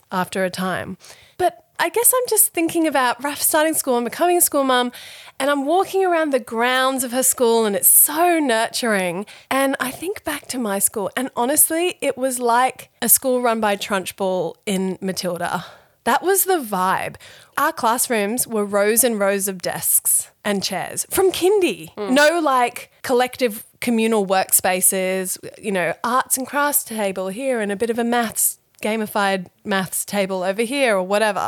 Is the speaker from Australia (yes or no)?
no; Thailand; moved away; I was born in Thailand. I went to a Thai school